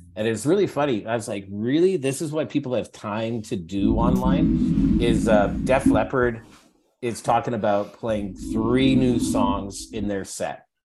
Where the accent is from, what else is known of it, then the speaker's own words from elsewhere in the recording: Edmonton, Alberta, Canada; moved away as an adult; now in Toronto, Canada; growing up in Alberta is a interesting place to grow up